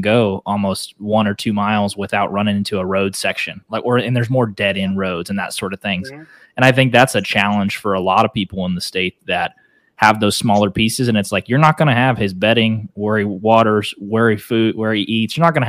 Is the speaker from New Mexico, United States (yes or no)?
no; Northeast Oklahoma, United States; I grew up in Northeast Oklahoma